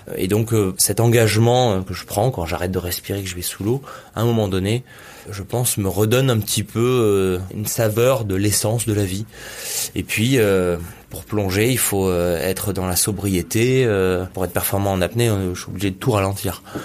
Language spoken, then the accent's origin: French; Nice, Provence-Alpes-Côte d'Azur, France; j'ai grandi à Nice, même si à la mer à côté, ça reste une ville